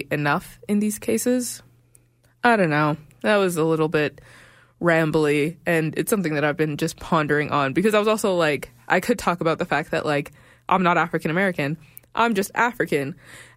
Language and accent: English; Regina, Saskatchewan, Canada; also born or lived in Sudan; now in Calgary, Canada; I'm from Sudan, born in Regina